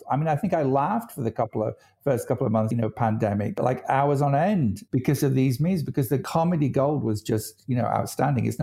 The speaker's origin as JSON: {"language": "English", "country": "United Kingdom", "said": "I'm British."}